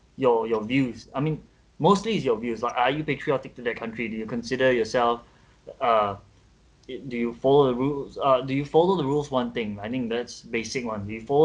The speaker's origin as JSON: {"language": "English", "country": "Singapore", "said": "I'm from here."}